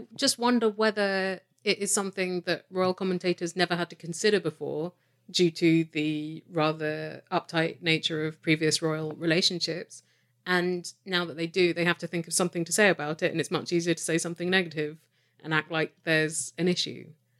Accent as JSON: {"language": "English", "country": "United Kingdom", "moved": "yes", "lives_now": "Canada", "said": "Yes, official Brit."}